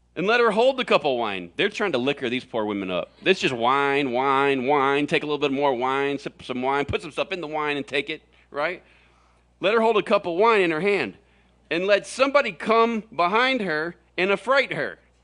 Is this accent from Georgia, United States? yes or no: no; Florida, United States; now in Arizona, United States; I grew up in Florida